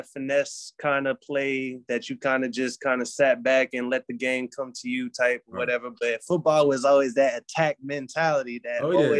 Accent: Hawaii, United States; born there; also born or lived in Germany / South Carolina / North Carolina / Georgia; And I was born in Hawaii.

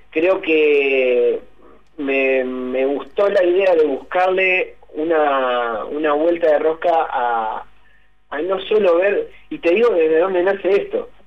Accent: Concepción del Uruguay, Entre Ríos, Argentina; yo vivía en Concepción cuando era chico

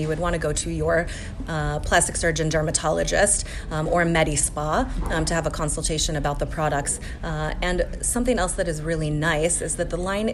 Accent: Colorado, United States; I'm from Colorado, and so it's also very dry there

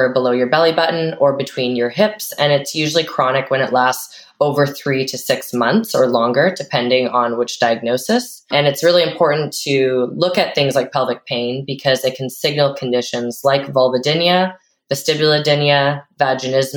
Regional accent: Vancouver, British Columbia, Canada; I'm from Vancouver, Canada

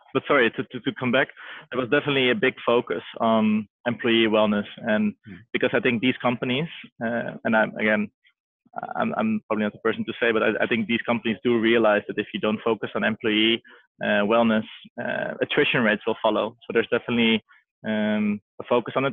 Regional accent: Amsterdam, North Holland, Netherlands; I was born and raised in Amsterdam

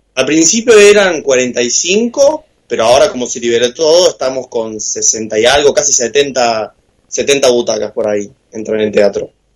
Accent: Córdoba, Argentina; moved away as an adult; now in Buenos Aires, Argentina; yo tengo 22 eh, años, cumplí hace poco 22, eh, y soy cordobés

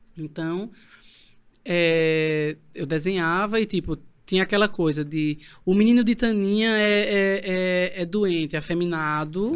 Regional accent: Bezerros, Pernambuco, Brazil; eu sou de Bezerros, mas uhum. eu nasci, passei a infância e adolescência num vilarejo, uhum. na parte rural, né? Sim. Em Sapucarana

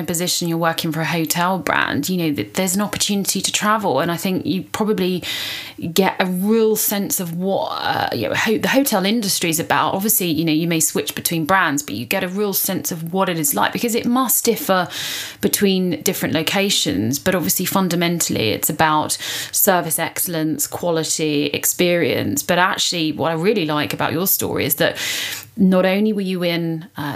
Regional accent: United Kingdom; I'm British

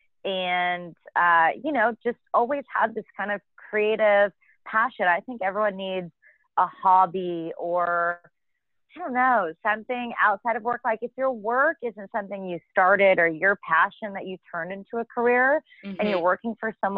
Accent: Argyle, Texas, United States; also born or lived in Norman, Oklahoma; now in Dallas, United States; I'm from Argyle, which is a small town about an hour outside of Dallas

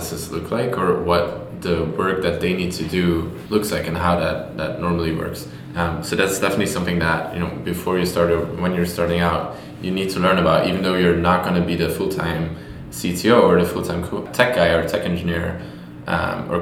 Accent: Belgium; moved away as an adult; now in New York, United States; I'm from Belgium and I lived there 18 years of my life

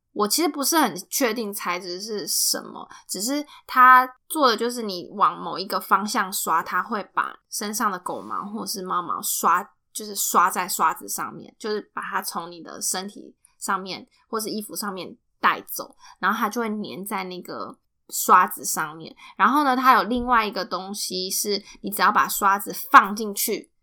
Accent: Taiwan; now in United States; 我们台湾人

